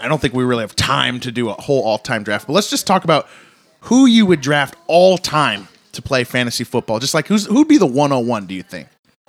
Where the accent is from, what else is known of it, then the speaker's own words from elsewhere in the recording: Washington, United States; We're from Washington State